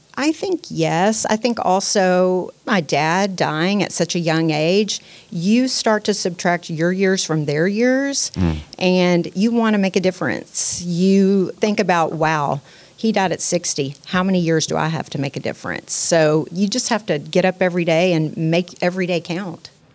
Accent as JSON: {"language": "English", "town": "Pasadena", "region": "Texas", "country": "United States", "tie": "born or raised there", "also_born_or_lived": "Houston", "said": "I grew up in Pasadena, and I've been all over Houston since then."}